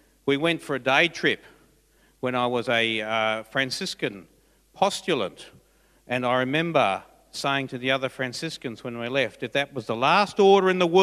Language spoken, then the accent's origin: English; Forbes, New South Wales, Australia; moved away; I was from Forbes